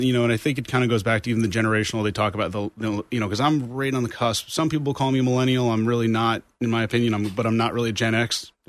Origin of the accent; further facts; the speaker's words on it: Orange County, New York, United States; moved away as an adult; also born or lived in Albany, New York / Miami; I've been here since the end of 2009, but I'm originally from Orange County, New York. So I always have to say New York because there's Orange County here. But grew up there, went to college in Albany, New York, and then was in New York City for a number of years